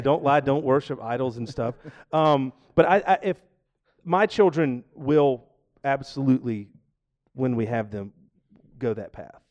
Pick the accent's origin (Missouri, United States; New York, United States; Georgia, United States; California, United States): Georgia, United States; now in Seattle, United States; I'm from Georgia